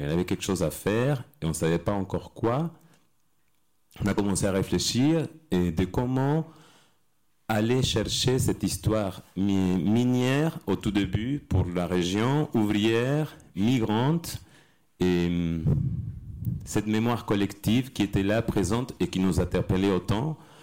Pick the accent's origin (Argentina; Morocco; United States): Argentina; French is a second language; now in France; Je viens d'Argentine et je suis arrivé en France